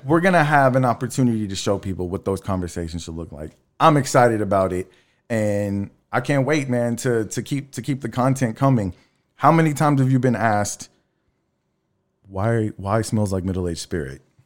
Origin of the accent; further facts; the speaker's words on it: Texas City, Texas, United States; also born or lived in La Marque, Texas; I grew up in Texas City, Lamarck.